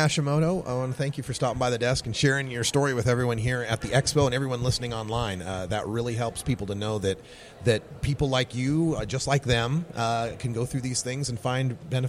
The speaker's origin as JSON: {"language": "English", "region": "Idaho", "country": "United States", "moved": "yes", "lives_now": "Portland, United States", "said": "where I come from, I'm from Idaho"}